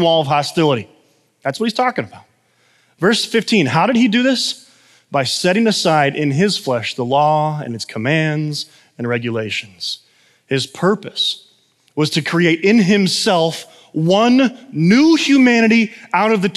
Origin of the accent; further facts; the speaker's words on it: United States; I'm American